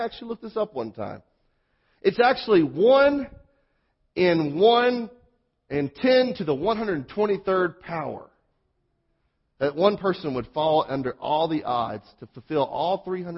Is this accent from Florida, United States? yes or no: no; Mississippi, United States; born or raised there; accent: southern; moved away